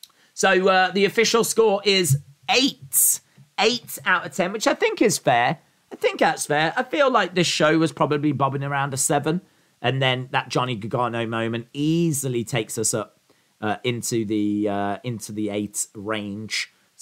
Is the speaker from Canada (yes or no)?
yes; Canada; Being Canadian, I am legally obliged to say Trish.